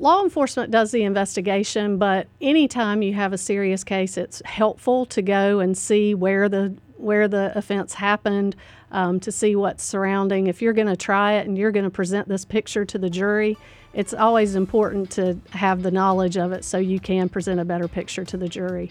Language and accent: English; Statesville, North Carolina, United States; I grew up in Statesville. I went to Statesville Senior High